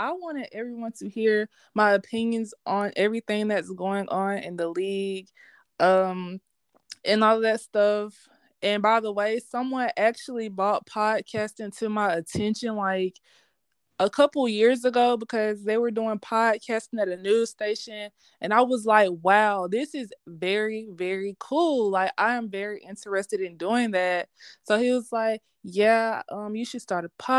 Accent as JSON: {"language": "English", "town": "Columbus", "region": "Georgia", "country": "United States", "tie": "born or raised there", "said": "I am from Columbus, Georgia, born and raised here"}